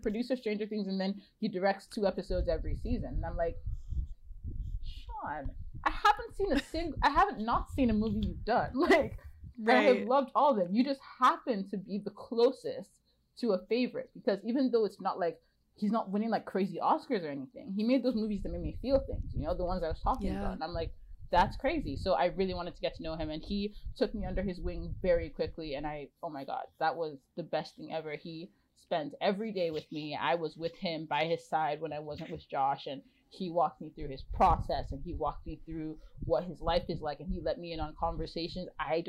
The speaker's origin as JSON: {"language": "English", "region": "Ontario", "country": "Canada", "lives_now": "Vancouver, Canada", "said": "I'm from Ontario, and I've been to Vancouver before, but like outside my window right now, it's just mountains. Like, I've moved to Vancouver full time now because of the Adam Project"}